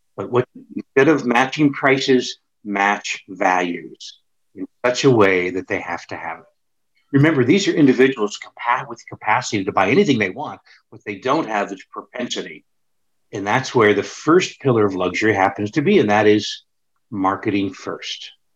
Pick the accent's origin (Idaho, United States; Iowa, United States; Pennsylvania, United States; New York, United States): Pennsylvania, United States; Pittsburgh; moved away; it was my hometown